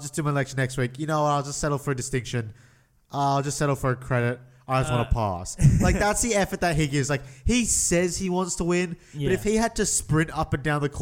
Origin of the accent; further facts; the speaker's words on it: Australia; we're Australian